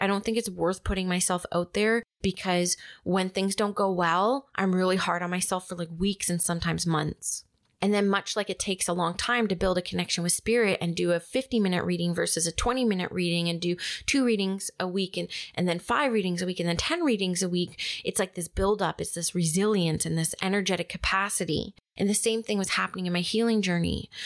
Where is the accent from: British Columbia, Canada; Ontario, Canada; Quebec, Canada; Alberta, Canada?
British Columbia, Canada; Vancouver; also born or lived in Squamish; I was born and raised in Vancouver.